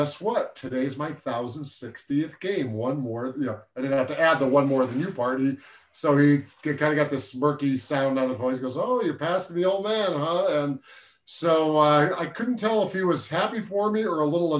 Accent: Syracuse, New York, United States; when I was growing up in the late 60s, 70s, I graduated high school 77

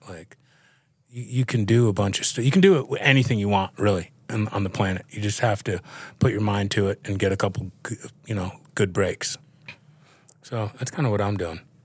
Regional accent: New York City, New York, United States; Growing up in New York and in the city and, uh, having a family who was in the dry cleaning business, I grew up around clothes.

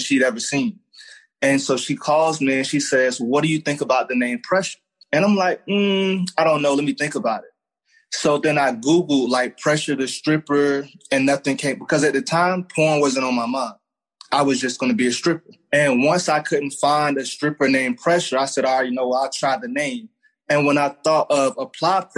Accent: Raleigh, North Carolina, United States; I'm from Raleigh, North Carolina

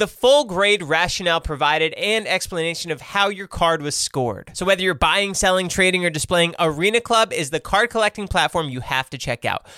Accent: United States; growing up in America

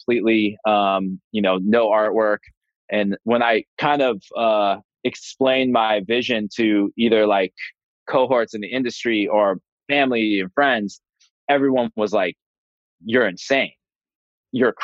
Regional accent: San Francisco, California, United States; moved away as an adult; now in New York, United States; I grew up in San Francisco

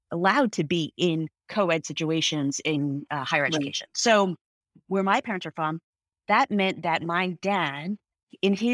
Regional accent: United States; I'm Indian American. My parent, I'm first generation American. My parents uh, immigrated here in the early '70s

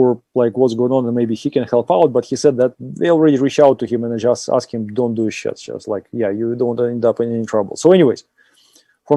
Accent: Austria; accent: Austrian; my lovely Austrian accent

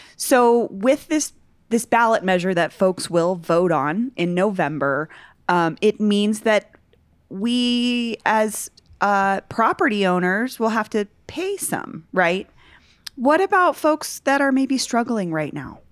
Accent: Denver, Colorado, United States; also born or lived in Barnum, Denver; I grew up in Virginia Village, which is like a fifty subdivision

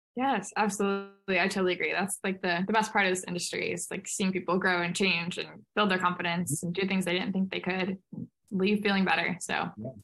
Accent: St. Louis, Missouri, United States; I'm from St. Louis, Missouri

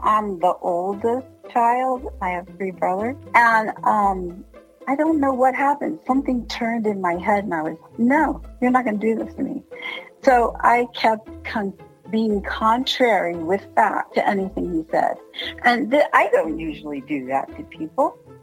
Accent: Washington, District of Columbia, United States; moved away; I'm from Washington, D.C., and my dad's from New York. I have an East Coast kind of attitude.

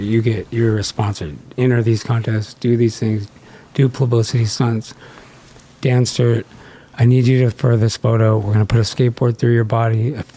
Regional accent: Southern California, United States; I'm from California. Yeah, yeah. I grew up at the beach.

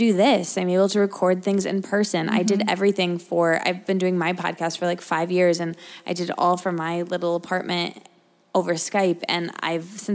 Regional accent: Michigan, United States; moved away as an adult; also born or lived in Detroit; now in New York, United States; I grew up in a college town. And I went to college in a college town that I grew up in Michigan.

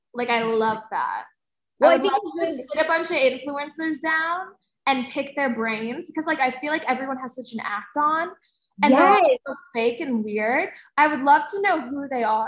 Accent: New Jersey, United States; I'm from New Jersey

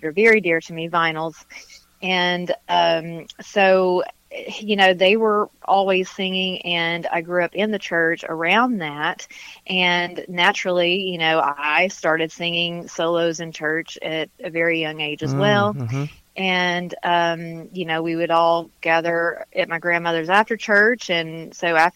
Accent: Dalton, Georgia, United States; also born or lived in Nashville, Tennessee; I kind of divide my time between Nashville and North Georgia and Dalton, Georgia, which is my hometown

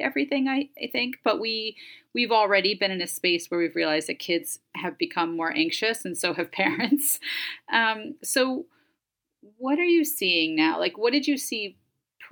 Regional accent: New York, United States; I grew up in New York in the 70s and 80s

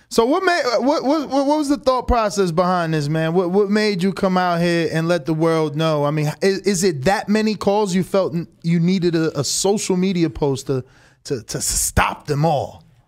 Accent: New Jersey, United States; moved away as an adult; also born or lived in Florida; now in Las Vegas, United States; I'm from Jersey. Moved to Florida for one, one year.

